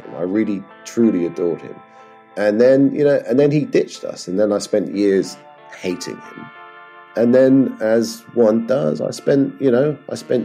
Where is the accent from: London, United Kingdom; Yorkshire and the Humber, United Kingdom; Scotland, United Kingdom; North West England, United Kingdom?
Scotland, United Kingdom; Edinburgh; born or raised there; also born or lived in Bristol